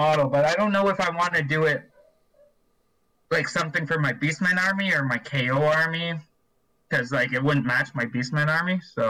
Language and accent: English; Rocky Mountain House, Alberta, Canada; Oh yeah, and I am from Alberta. I'm up in Rocky Mountain House or near Red Deer.